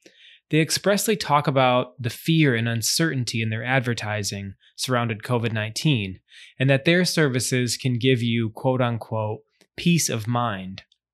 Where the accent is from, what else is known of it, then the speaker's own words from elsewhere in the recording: Charleston, South Carolina, United States; my hometown of Charleston, South Carolina.